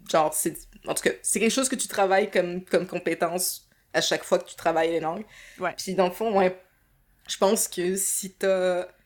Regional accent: France; moved away as an adult; now in Canada; je suis arrivée de France, pareil, en 2012.

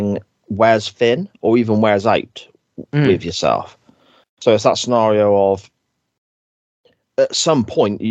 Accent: Gloucester, South West England, United Kingdom; I am from Gloucester

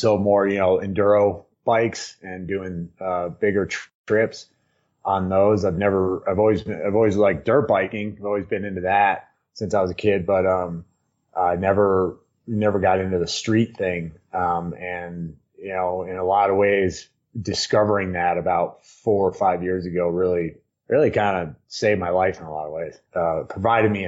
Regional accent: Hudson Valley, New York, United States; now in Crested Butte, United States; I grew up in New York, right outside the city, just up out of the city on the Hudson, in the Hudson Valley

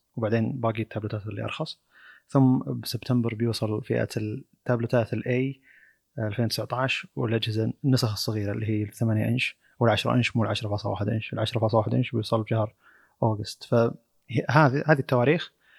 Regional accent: Saudi Arabia; عندنا في السعوديه

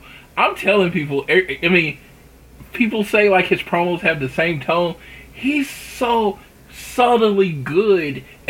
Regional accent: Oklahoma, United States; growing up in Oklahoma

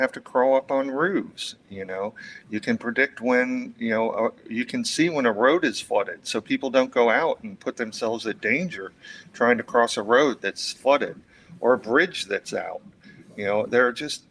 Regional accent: Fort Myers, Florida, United States; growing up in Florida

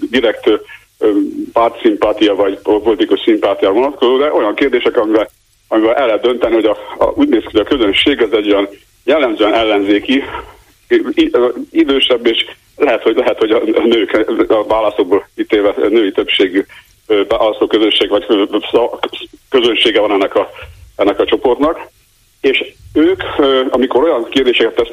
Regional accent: Budapest, Hungary; Hihetetlen egyébként, de Budapesten nem hihetetlen, mert ismerjük a budapestieket. Én is budapesti vagyok.

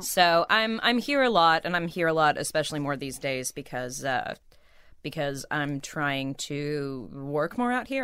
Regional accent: Burbank, California, United States; I grew up in Burbank where, you know, kids would come out for pilot season all the time

